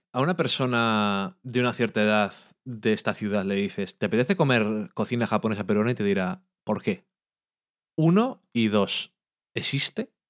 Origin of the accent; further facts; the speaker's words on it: Burgos, Castile and León, Spain; no dejamos de ser de Burgos